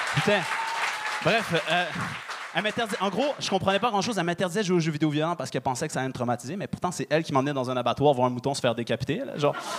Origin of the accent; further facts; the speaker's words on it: Quebec, Canada; je suis euh, québécois d'origine marocaine. Fait que euh, moi, j'ai grandi à, la québécoise dehors et à la marocaine à la maison